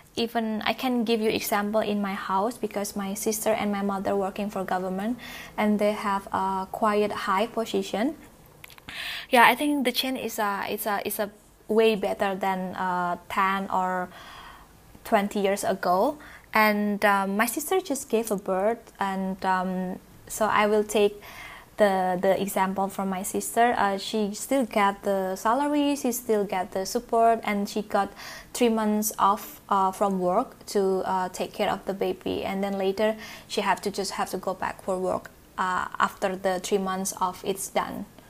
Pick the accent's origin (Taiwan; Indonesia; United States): Indonesia; moved away as an adult; now in Kuala Lumpur, Malaysia; I'm from Indonesia